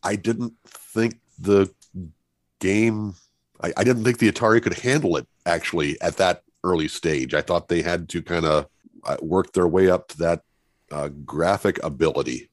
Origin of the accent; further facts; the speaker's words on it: Muscatine, Iowa, United States; I'm from Muscatine, Iowa